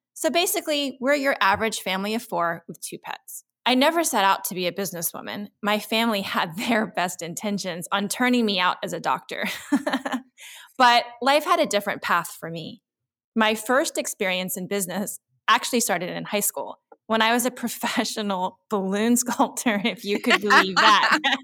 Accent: Central Texas, United States; I had a hard time as a minority growing up in Central Texas in the 70s

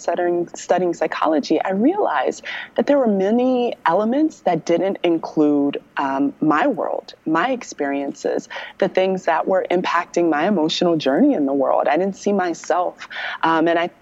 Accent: Maryland, United States

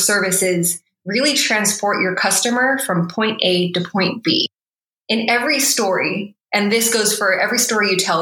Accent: United States; especially as a Filipino American immigrant kid growing up in suburbia.

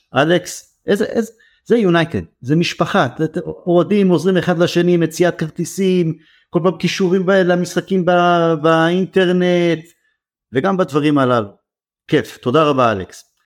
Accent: Israel; אנחנו ישראלים

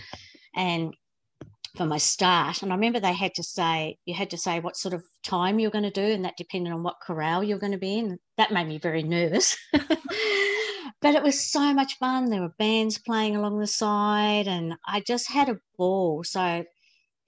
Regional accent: Launceston, Tasmania, Australia; I grew up in Launceston in Riverside, born and bred in Riverside, went to Riverside Primary, Riverside High School.

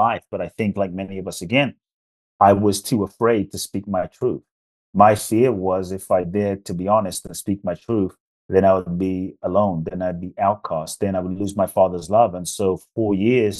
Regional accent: London, United Kingdom; also born or lived in Ghana; now in United States; I was born in Ghana, West Africa. My father's from Ghana. My mother's Japanese. I grew up in London. I live in the US now

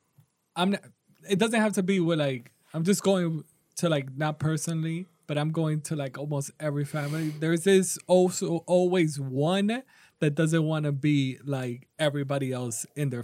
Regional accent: New York, United States; I'm from New York, so that's an even we're from New York.

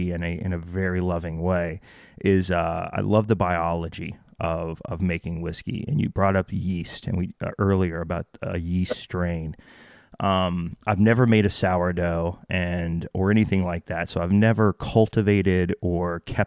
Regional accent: Waco, Texas, United States; also born or lived in Delaware, Maryland, Virginia area; now in Delaware-Maryland-Virginia area, United States; I'm from Waco originally, so well, I was a kid in Waco

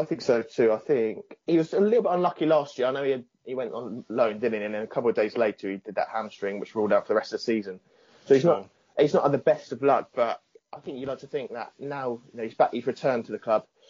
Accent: Southampton, South East England, United Kingdom; I'm from Southampton

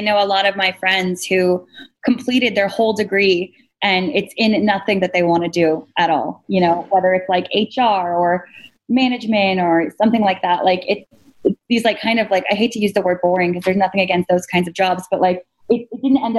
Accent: Washington, United States; We're both from Washington State.

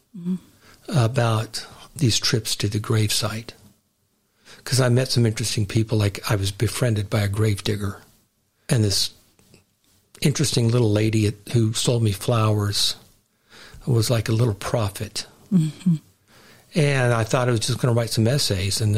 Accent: Houston, Texas, United States; moved away; Houston, my hometown, where my parents are buried

